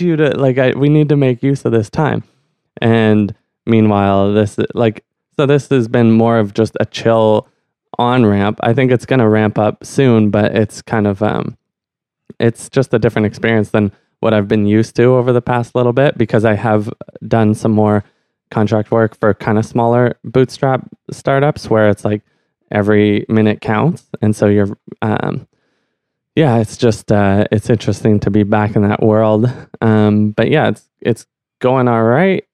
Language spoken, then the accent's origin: English; Ottawa, Ontario, Canada; growing up in Ottawa, you kind of, like, it's almost by default that you're an immersion